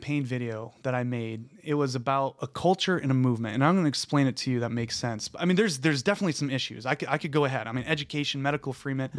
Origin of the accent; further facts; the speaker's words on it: Lapeer County, Michigan, United States; also born or lived in Houston, Texas; I grew up in Lapeer County.